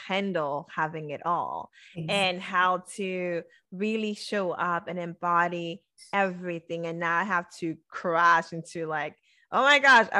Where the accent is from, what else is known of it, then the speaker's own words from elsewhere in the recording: Haiti; moved away; I was born in Haiti. So my culture was still the same.